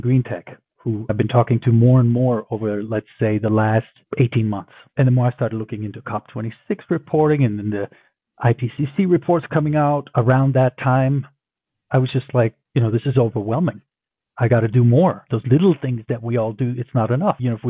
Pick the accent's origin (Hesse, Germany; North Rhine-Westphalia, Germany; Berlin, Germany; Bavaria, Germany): Berlin, Germany; moved away; also born or lived in Tokyo; I grew up in Berlin, my hometown